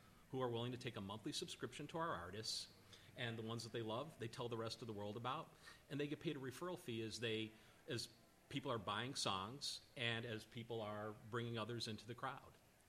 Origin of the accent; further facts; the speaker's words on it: Chicago, Illinois, United States; now in Nashville, United States; From Chicago.